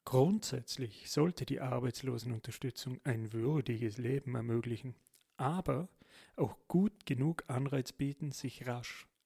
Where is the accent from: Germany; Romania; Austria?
Austria; Vorarlberg; wie man als Vorarlberger so schon sagt